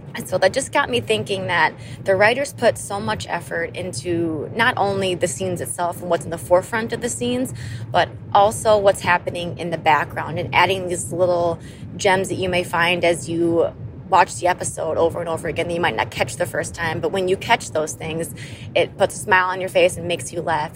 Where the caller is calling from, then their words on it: Madison, Wisconsin, United States; I am calling from Madison, Wisconsin